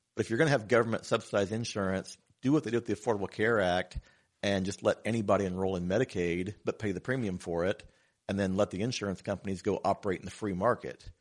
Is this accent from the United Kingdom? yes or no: no; Batesville, Indiana, United States; also born or lived in Oldenburg, Indiana; born and raised in Batesville, Indiana, but my family's lived in Oldenburg for six generations now